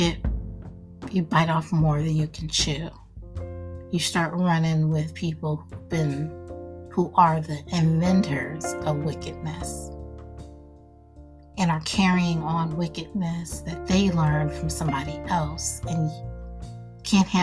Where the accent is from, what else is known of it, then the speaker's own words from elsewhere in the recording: Nebraska, United States; I come from Nebraska